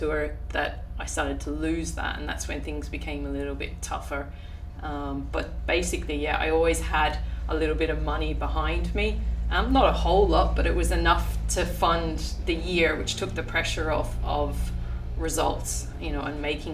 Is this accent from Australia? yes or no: yes; Adelaide, South Australia, Australia; moved away as an adult; now in Ireland; Adelaide. I was born in Adelaide, yeah, and lived there for about, I think it was 15 years, 16